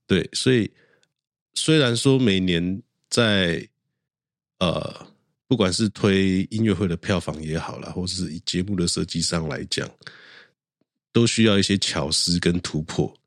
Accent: Yilan, Yilan County, Taiwan; 我的家乡宜兰

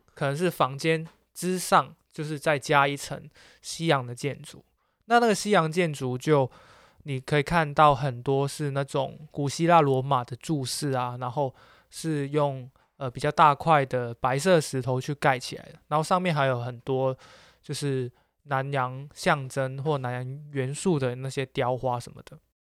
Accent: Macau; moved away; 小时候在澳门，然后看香港的 T V B 嘛

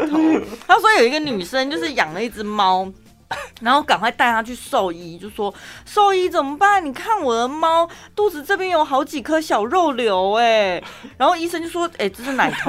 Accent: Dali, Taichung, Taiwan; accent: Dali accent; 我讲我的大里腔啊

